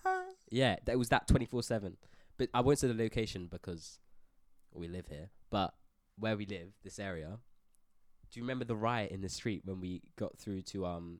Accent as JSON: {"language": "English", "country": "Australia", "said": "I'm Australian"}